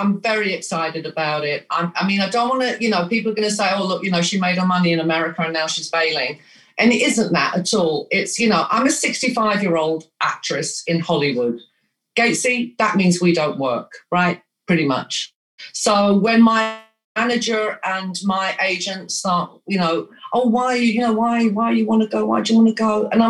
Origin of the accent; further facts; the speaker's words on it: England, United Kingdom; And I'm like, well, I was born and raised in England. I've spent maybe 6 months of my life in Greece out of 65 years.